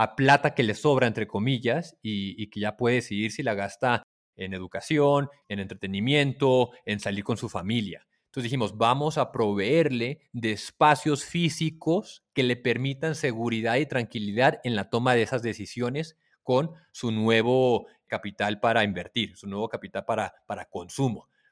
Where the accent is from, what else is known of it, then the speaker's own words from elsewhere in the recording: Tijuana, Baja California, Mexico; moved away as an adult; also born or lived in New York / Palo Alto; crecí en Tijuana y muy cercano a San Diego